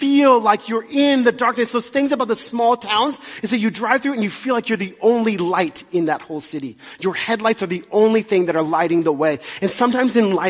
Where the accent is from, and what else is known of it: Dallas, Texas, United States; born or raised there; also born or lived in Amarillo, Texas